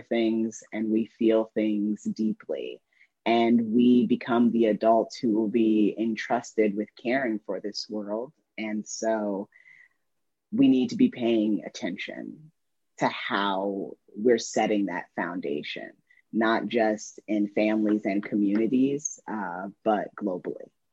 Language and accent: English; Indiana, United States; a coming of age memoir uh, about my girlhood growing up in Indiana